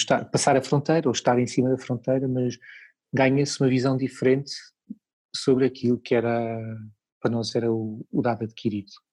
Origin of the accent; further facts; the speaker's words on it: Lisbon, Portugal; moved away as an adult; now in Portimão, Portugal; eu como sou de Lisboa, cresci em Lisboa, vivi em Lisboa há uma série de anos